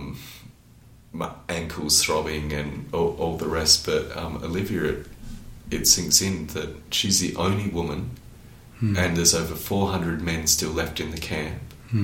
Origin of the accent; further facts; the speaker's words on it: Australia; as an Australian